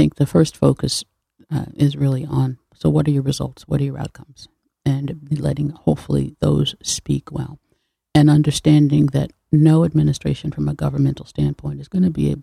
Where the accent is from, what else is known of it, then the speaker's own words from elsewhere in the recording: Hartford, Connecticut, United States; also born or lived in New Haven; I'm from Hartford originally